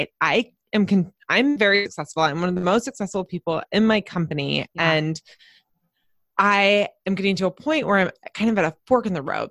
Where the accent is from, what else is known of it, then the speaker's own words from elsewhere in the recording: San Diego, California, United States; I live in San Diego, California, and I'm actually from San Diego. So there's not many of us that are full on natives.